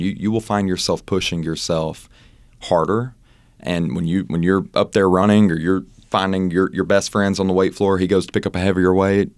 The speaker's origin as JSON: {"language": "English", "region": "Mississippi", "country": "United States", "also_born_or_lived": "Oxford, Mississippi", "moved": "yes", "said": "I'm from Mississippi, as you know, and I used to have my own business there"}